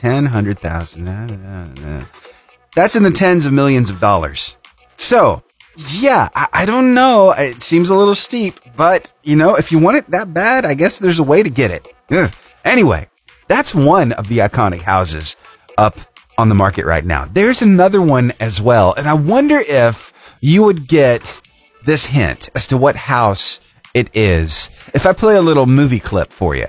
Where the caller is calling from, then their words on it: Alabama, United States; Alabama, in North Alabama.